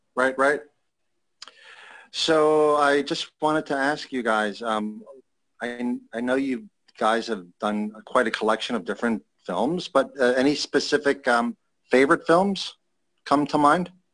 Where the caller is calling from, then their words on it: New York City, New York, United States; I'm calling from New York City